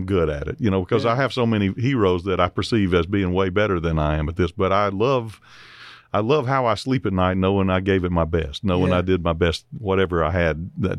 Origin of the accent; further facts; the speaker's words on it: Mississippi, United States; I had to go across the state line to get to a doctor's office from my hometown in Mississippi.